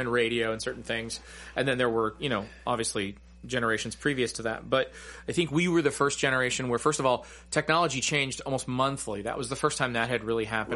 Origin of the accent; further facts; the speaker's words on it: United States; growing up in America